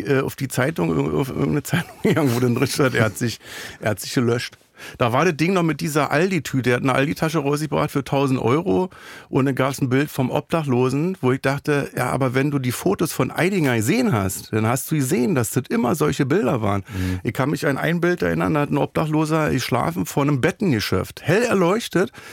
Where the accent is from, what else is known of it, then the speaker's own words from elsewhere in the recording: Berlin, Germany; Ich bin aus Neukölln